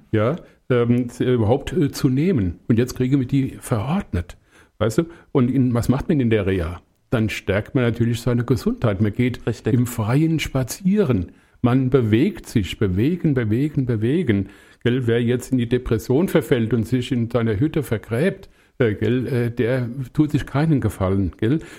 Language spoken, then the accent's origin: German; Langenselbold, Hesse, Germany; born there; now in Bad Orb, Germany; also wo ich herkomme, wird man sicherlich an der Sprache auch hören, aus dem Hessenland, hier aus meinem Kinzigkreis. Ich bin in Langenselbold geboren und äh, wohne jetzt seit 47,5 Jahren in Bad Orb.